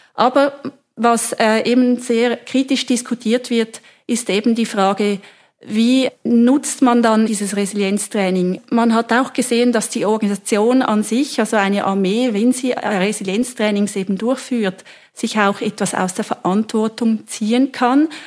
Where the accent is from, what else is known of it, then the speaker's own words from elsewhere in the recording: Switzerland; wir in der Schweiz